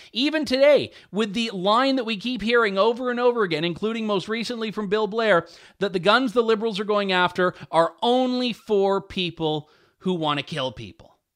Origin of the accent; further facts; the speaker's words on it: Ontario, Canada; I, I was raised in Ontario, and I've lived here uh, all of my life